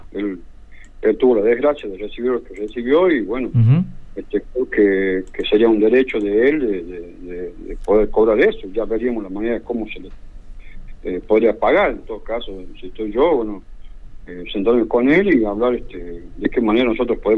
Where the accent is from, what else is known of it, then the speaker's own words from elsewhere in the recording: Cuba; somos todos cubanos o sea, no, no sé cuál puede pasar eh, lo contrario.